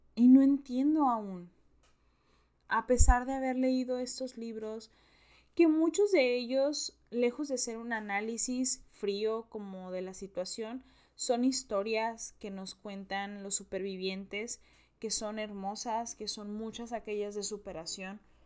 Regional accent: Mexico; los mexicanos lo sabemos perfecto

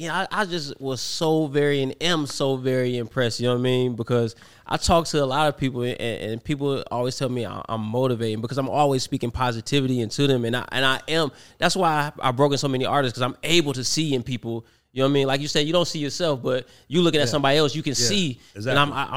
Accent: Cleveland, Ohio, United States; now in Atlanta, United States; I went to high school in Cleveland. I'm from Cleveland.

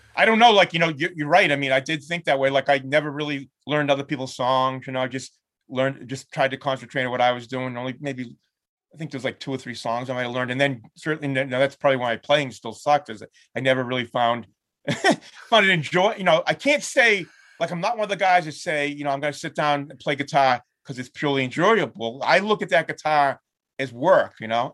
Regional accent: Lynn, Massachusetts, United States; There's this club in my hometown

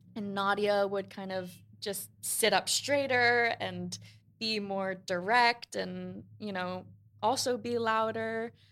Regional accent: New York, United States; we grew up in Queens

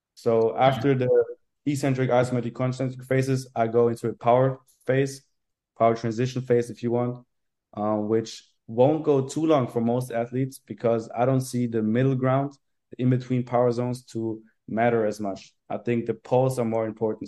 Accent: Carinthia, Austria; moved away as an adult; now in Vienna, Austria; So I'm from Carinthia originally, and then I moved to Vienna to study sports science

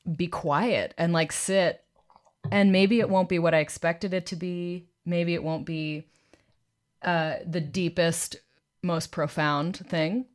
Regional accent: Boston, Massachusetts, United States; my hometown, Boston

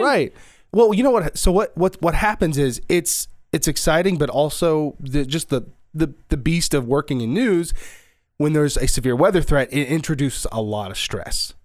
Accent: Houston, Texas, United States; also born or lived in New Castle, Indiana / Indiana; now in Dallas, United States; We grew up in Houston

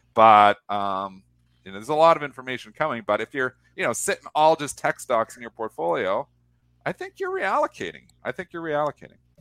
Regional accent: Canada; I'm Canadian

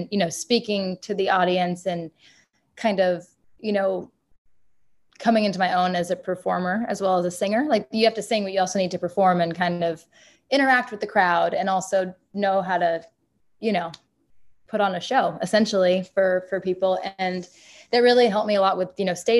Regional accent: Haverhill, Massachusetts, United States; moved away; also born or lived in Nashville, Tennessee; my hometown in Haverhill

